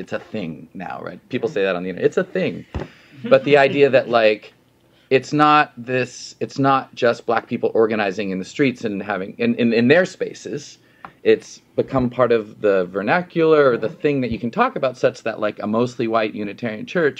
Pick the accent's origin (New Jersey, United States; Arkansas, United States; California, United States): California, United States; now in Boston, United States; where I grew up in California